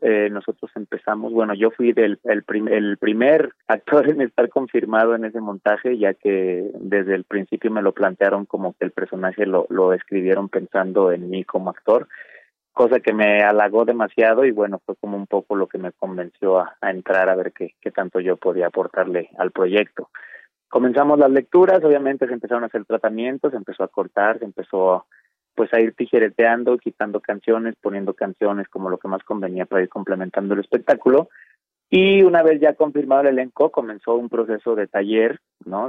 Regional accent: Guadalajara, Jalisco, Mexico; also born or lived in Torreón, Coahuila; yo soy de Torreón, Coahuila, pero me crié en Guadalajara, me formé en Guadalajara

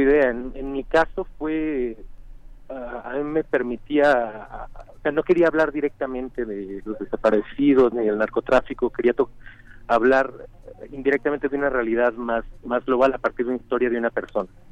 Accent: San Luis Potosí, Mexico; yo nací en San Luis Potosí y entonces ah, tengo un apego particular con esa región.

